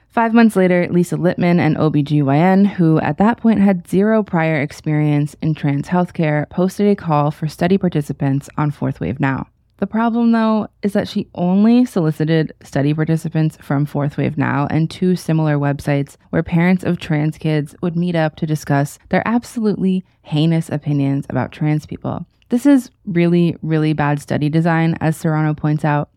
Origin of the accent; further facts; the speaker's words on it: Florida, United States; my home state of Florida